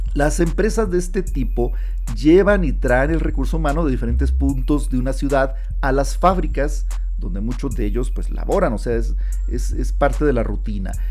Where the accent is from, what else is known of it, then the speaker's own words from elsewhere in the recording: Sonora, Mexico; moved away; also born or lived in Monterrey, Nuevo León; yo soy originario del estado de Sonora, al norte de México, yo vivía ya en Monterrey, Nuevo León